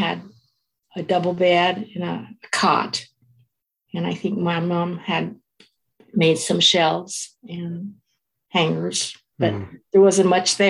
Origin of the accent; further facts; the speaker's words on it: Fresno, California, United States; I was born in Fresno, California.